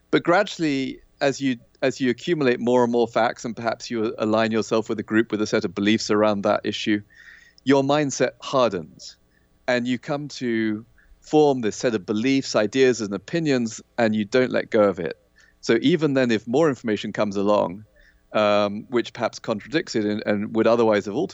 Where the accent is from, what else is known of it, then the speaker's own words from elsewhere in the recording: Kenya; I, I think I said I, I grew up in Kenya in Africa, which right. was you know a very kind of post-colonial environment. It was a British colony, which you know I, I was born there ten years after independence